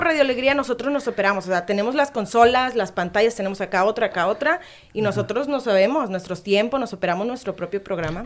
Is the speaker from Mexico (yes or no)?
yes; Boca del Río, Veracruz, Mexico; Soy de Veracruz, soy de Boca del Río, Veracruz